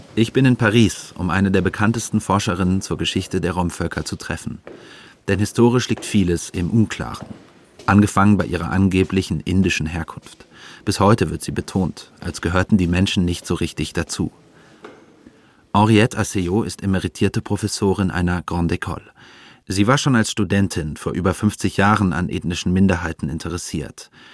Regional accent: Heidelberg, Baden-Württemberg, Germany; meine eigene Heimatstadt Heidelberg

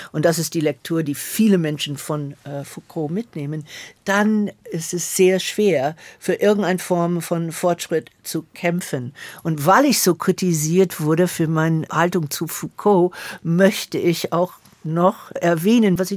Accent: Atlanta, Georgia, United States; German is a second language; moved away; Ich bin in Atlanta, Georgia während der Bürgerrechtsbewegung groß geworden und das hat mich sehr geprägt.

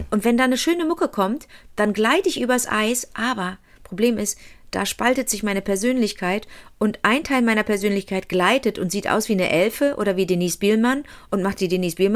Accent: Montreal, Quebec, Canada; born there; Ich bin in Montreal geboren, da, da, da war alles ständig zugefroren.

